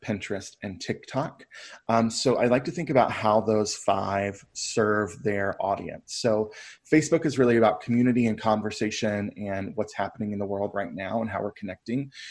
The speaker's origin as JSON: {"language": "English", "town": "Brevard", "region": "North Carolina", "country": "United States", "tie": "born or raised there", "said": "my hometown of Brevard"}